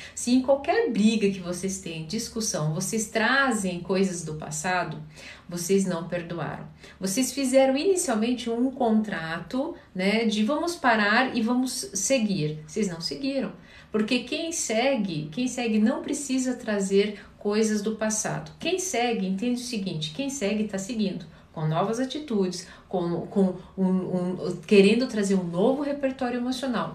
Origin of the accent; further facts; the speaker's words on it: Curitiba, Paraná, Brazil; Eu sou paranaense, sou curitibana